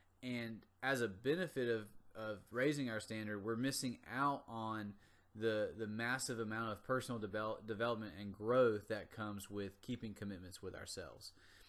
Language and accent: English; North Carolina, United States; Now, I'm from the South, from North Carolina, and I grew up in a small town with a lot of farmers and a lot of agricultural workers.